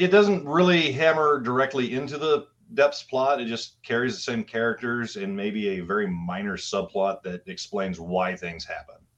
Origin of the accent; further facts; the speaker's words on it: Nebraska, United States; also born or lived in Kansas; I'm from Midwest Nebraska in the tri-state area